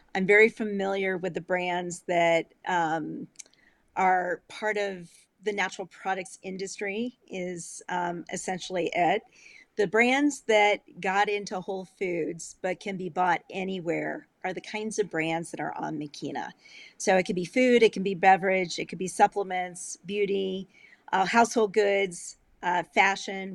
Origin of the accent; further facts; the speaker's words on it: Illinois, United States; moved away; also born or lived in Colorado; I grew up in Illinois on uh, on a lake, and it was across the street from a cornfield